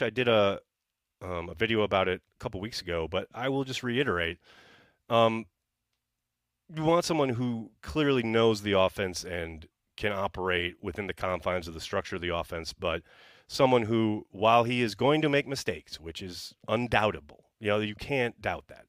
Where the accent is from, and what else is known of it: Wisconsin, United States; born or raised there